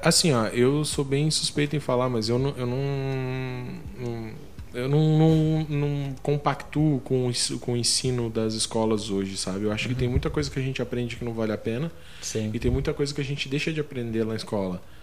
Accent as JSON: {"language": "Portuguese", "region": "Santa Catarina", "country": "Brazil", "tie": "born or raised there", "also_born_or_lived": "Paraná", "said": "Eu nasci no Paraná, daí eu vim muito novo para Santa Catarina. Fiquei em Santa Catarina mais ou menos até os 14 anos"}